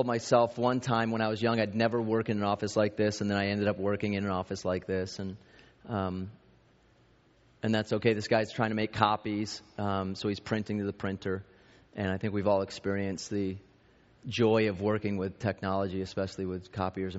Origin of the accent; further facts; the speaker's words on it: East Coast, United States; I grew up in the East Coast